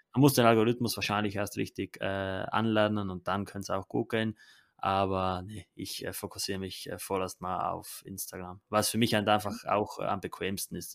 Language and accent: German; Italy; bei uns in Italien